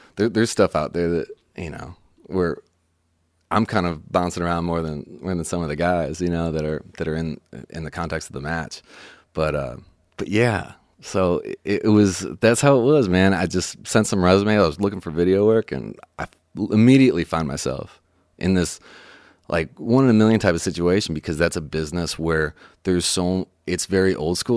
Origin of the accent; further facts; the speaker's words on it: Chicago, Illinois, United States; moved away as an adult; also born or lived in Los Angeles / Nashville; I'm from Chicago originally